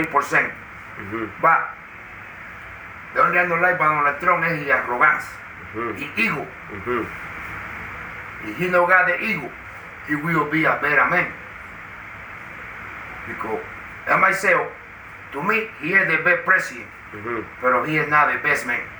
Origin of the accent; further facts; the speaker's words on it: Guantánamo, Cuba; moved away; I'm from Cuba